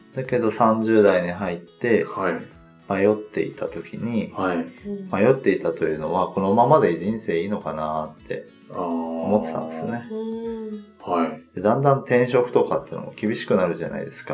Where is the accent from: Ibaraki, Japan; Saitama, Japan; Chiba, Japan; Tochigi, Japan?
Chiba, Japan; also born or lived in Kagawa / Kitakyushu, Fukuoka; now in Tokyo, Japan; 出身は千葉ですね